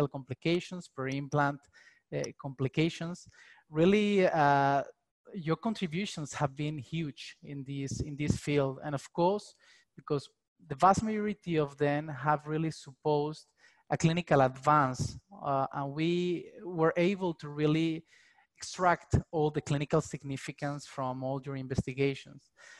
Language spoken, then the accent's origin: English; Spain; I'm from Spain